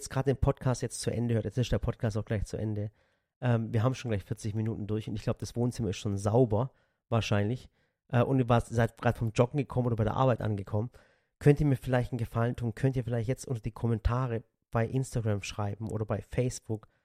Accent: Dotternhausen, Baden-Württemberg, Germany; Stimmt. Stimmt. Ich bin aus Dotternhausen.

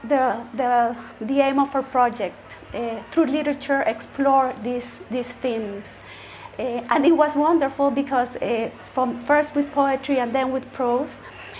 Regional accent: El Salvador; moved away as an adult; also born or lived in Costa Rica; now in Spain; I was born in El Salvador. I lived there until I was 20 years old, more or less. And then I went to Costa Rica, and then I went to Spain, where I have been living for the past 18 years.

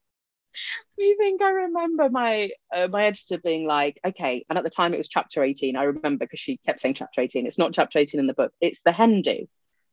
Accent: United Kingdom; first language Punjabi; English is a second language; being British Asian is like a kind of different culture of its own

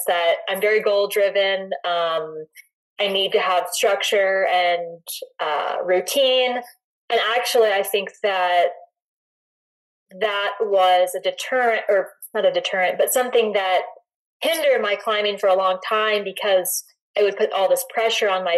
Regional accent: North Carolina, United States; now in Boulder, United States; I grew up on the East Coast in North Carolina

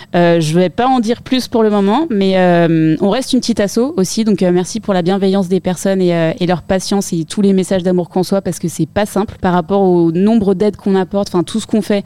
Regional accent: Paris region, Île-de-France, France; j'ai été élevée en région parisienne

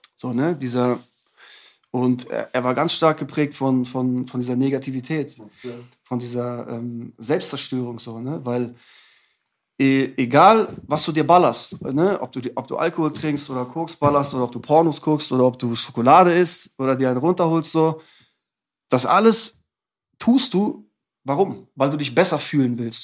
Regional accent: Bredenbeck, Lower Saxony, Germany; also born or lived in Hamburg; now in Hannover, Germany; ich bin geboren in Hamburg und dann sind meine Eltern nach Bredenbeck gezogen. Das ist ein Dorf vor Hannover, hm. so 30 Kilometer, da bin ich aufgewachsen.

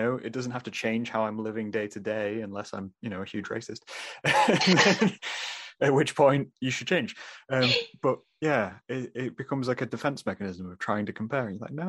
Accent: England, United Kingdom; so I'm obviously from England. My entire family is from England

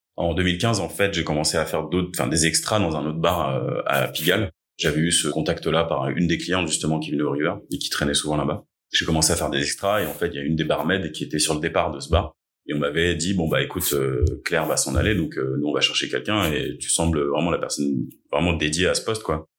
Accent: Essonne, Île-de-France, France; also born or lived in Chile / Paris; on a émigré en France en 96 avec mes parents et mon frère. On était sans papier pendant deux ans. Euh, j'ai grandi dans, à Tismons dans le 91

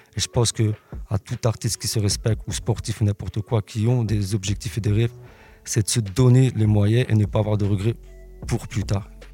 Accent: Liège, Wallonia, Belgium; je viens de Liège.

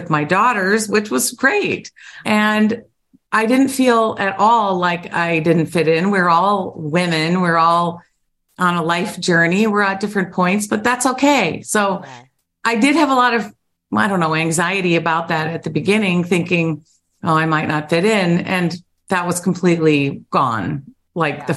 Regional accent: Ohio, United States; I'm from Ohio. So representing the Buckeye State

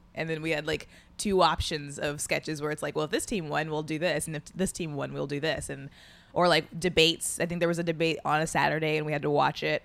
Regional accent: Indianapolis, Indiana, United States; moved away as an adult; Indianapolis, Indiana

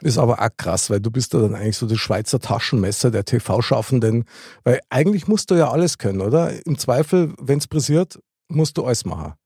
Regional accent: Munich, Bavaria, Germany; ich bin ja in der Gegend aufgewachsen

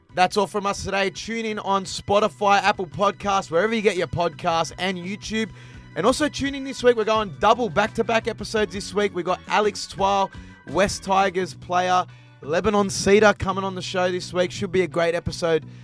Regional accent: Queensland, Australia

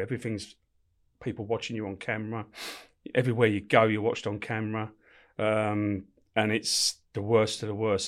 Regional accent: London, United Kingdom; also born or lived in Camberwell; I was born in, uh, Camberwell, but brought up in Peckham, on it, right, right on top of the Old Kent Road

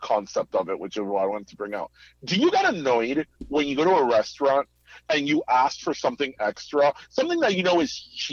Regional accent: Miami, Florida, United States; moved away as an adult; also born or lived in Midwest; when I was away from Miami

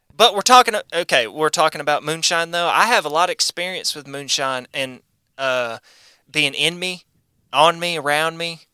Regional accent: United States; I'm American.

